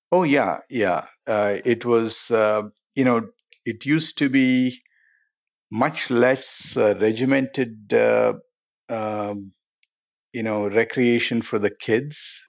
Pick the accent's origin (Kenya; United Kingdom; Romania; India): India; Hyderabad, Telangana; now in United States; I grew up in a city called Hyderabad